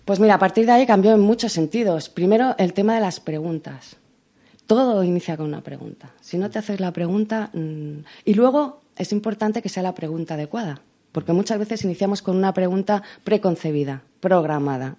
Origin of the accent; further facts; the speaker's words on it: Spain; soy la primera española